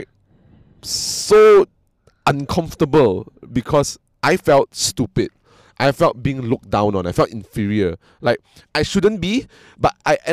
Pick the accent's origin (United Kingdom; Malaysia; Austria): Malaysia; I'm from Malaysia